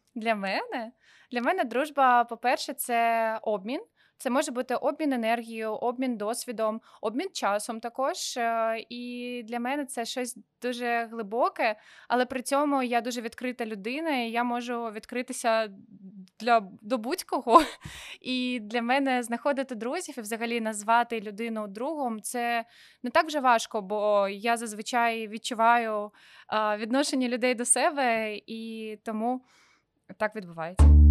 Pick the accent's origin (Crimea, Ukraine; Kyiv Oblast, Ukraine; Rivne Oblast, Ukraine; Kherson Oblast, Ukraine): Crimea, Ukraine; Sevastopol; moved away as an adult; also born or lived in Kyiv; now in Israel; я типу росла в Севастополі